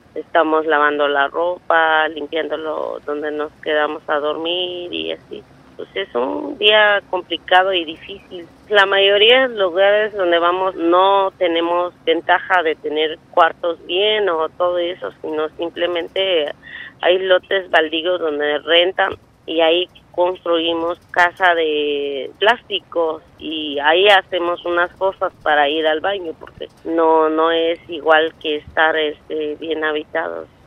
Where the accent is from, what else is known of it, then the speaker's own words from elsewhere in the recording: Francisco I. Madero, Metlatónoc, Guerrero, Mexico; vengo de la comunidad de Francisco y Madero, municipio de Metlatono